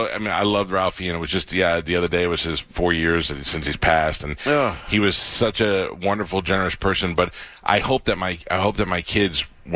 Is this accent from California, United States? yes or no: no; New York, United States; I grew up in New York, so it was on the local Fox 5 channel.